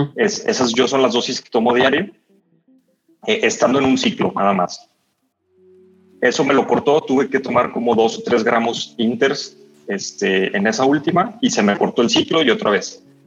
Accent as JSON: {"language": "Spanish", "town": "León", "region": "Guanajuato", "country": "Mexico", "said": "soy de León, Guanajuato, en México"}